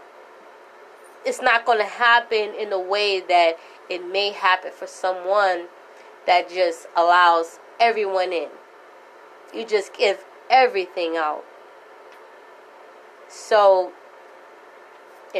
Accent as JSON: {"language": "English", "town": "New York City", "region": "New York", "country": "United States", "tie": "born or raised there", "also_born_or_lived": "Florida", "moved": "yes", "said": "Born and raised in the Bronx"}